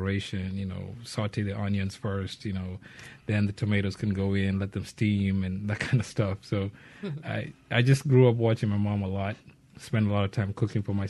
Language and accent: English; Nairobi, Kenya; also born or lived in Mombasa; I'm from Kenya. I was born in Nairobi. When I was 12, we moved to Mombasa, which is the coastal town